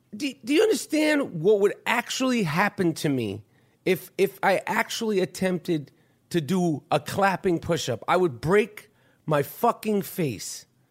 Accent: New York, United States; I'm from New York.

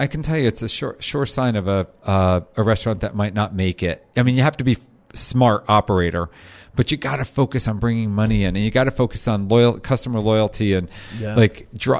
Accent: New Jersey, United States; And I was diehard Jew from Jersey, you know, like, you know, we went to the Jersey Shore on the weekends

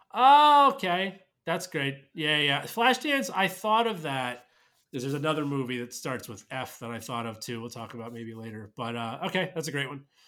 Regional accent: New York, United States; as a New Yorker

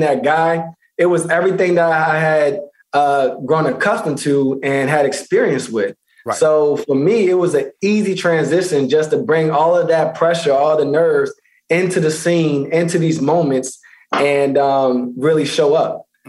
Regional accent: Baltimore, Maryland, United States; moved away; also born or lived in Pennsylvania; originally Baltimore, Maryland, and uh, went to high school in Pennsylvania.

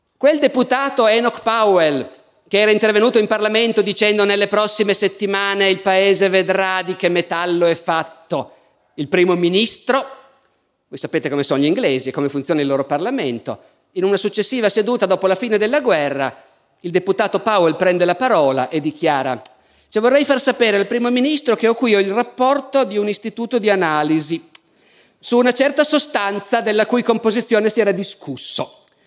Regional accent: Italy; io, essendo un italiano

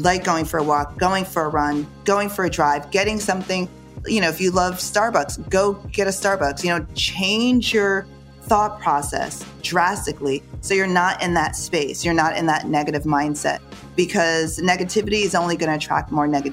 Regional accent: Jamaica; moved away; also born or lived in New York; I was born in Jamaica. I was born by the water

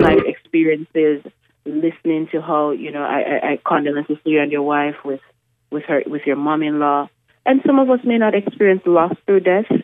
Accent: Jamaica; now in Richmond, United States; I'm originally from Jamaica.

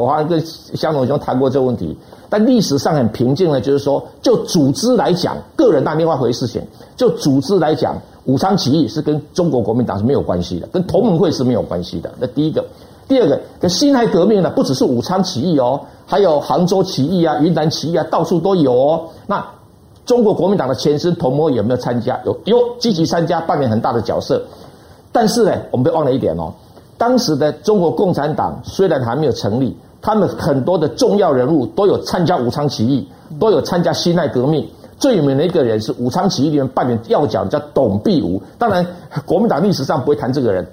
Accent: Taiwan; 我们台湾人

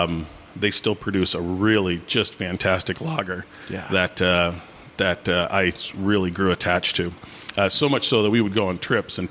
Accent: South Dakota, United States; I come from South Dakota

